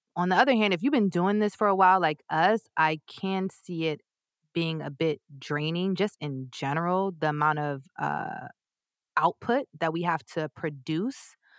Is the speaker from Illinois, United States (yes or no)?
no; New York, United States; I'm from New York